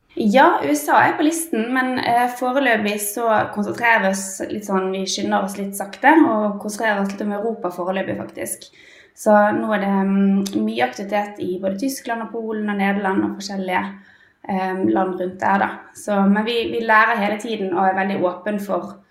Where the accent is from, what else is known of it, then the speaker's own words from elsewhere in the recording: Bergen, Vestland, Norway; moved away as an adult; now in Oslo, Norway; jeg er jo egentlig bergenser, da, men har uh, emigrert til Oslo for en liten periode i hvert fall.